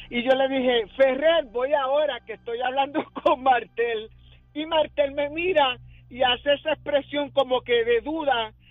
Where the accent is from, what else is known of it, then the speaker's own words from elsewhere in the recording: Guaynabo, Puerto Rico; Ah, soy, ok, eh … soy de aquí de Guaynabo.